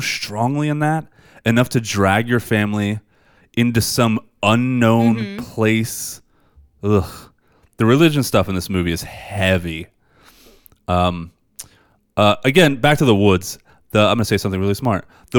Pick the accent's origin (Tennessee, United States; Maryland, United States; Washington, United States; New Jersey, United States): New Jersey, United States; I grew up on McGuire Air Force Base. And there's like woods around there with pine trees and stuff.